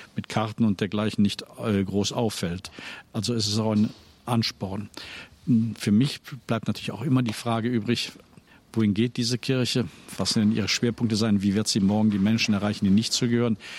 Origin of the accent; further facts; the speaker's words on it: Rhineland, Germany; moved away as an adult; also born or lived in Cologne; now in Dresden, Germany; meine Heimat ist schon das Rheinland